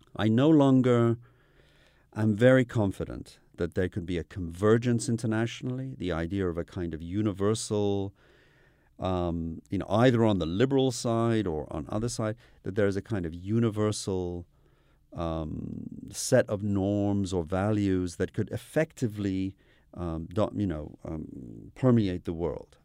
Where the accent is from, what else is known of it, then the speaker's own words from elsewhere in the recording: United Kingdom; moved away; also born or lived in Iran / United States; I grew up in the U K